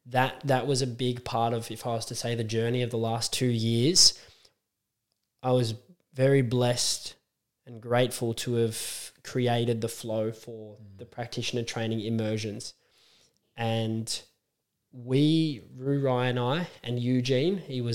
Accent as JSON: {"language": "English", "country": "Australia", "said": "me as an Aussie"}